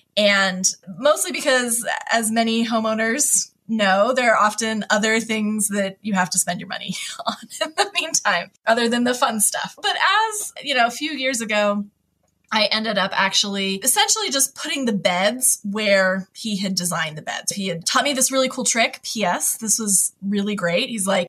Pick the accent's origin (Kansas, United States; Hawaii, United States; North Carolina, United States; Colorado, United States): Hawaii, United States; I moved a lot as a kid, but I grew up mostly in Hawaii when I was, you know, like middle school on.